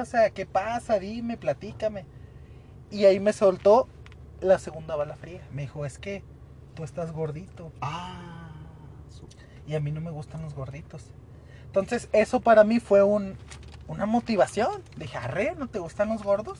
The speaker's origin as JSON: {"language": "Spanish", "town": "Ciudad Juárez", "region": "Chihuahua", "country": "Mexico", "said": "Somos de Juárez, casi la gran mayoría aquí trabaja en Maquila"}